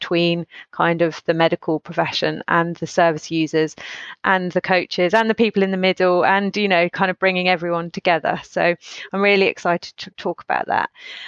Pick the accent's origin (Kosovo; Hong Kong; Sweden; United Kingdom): United Kingdom; Stroud, South West England; I grew up in Stroud